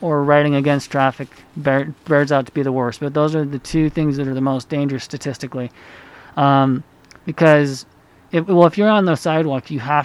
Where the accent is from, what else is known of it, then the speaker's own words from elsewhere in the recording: Utah, United States; also born or lived in Honduras; I grew up here in Utah